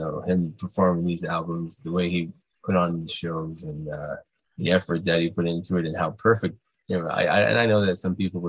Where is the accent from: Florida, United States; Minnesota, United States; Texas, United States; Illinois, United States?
Florida, United States; Miami; I grew up in Miami, but I was always a Bulls fan because of Michael Jordan and Scottie Pippen.